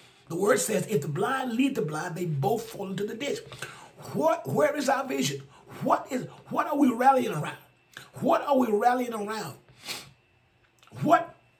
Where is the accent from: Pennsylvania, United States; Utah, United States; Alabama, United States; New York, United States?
Alabama, United States; my home state of Alabama.